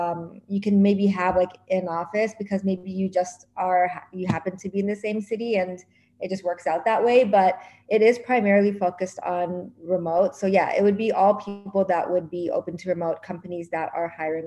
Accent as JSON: {"language": "English", "town": "Toronto", "region": "Ontario", "country": "Canada", "moved": "as an adult", "lives_now": "New York, United States", "said": "I was from Toronto, moved to New York"}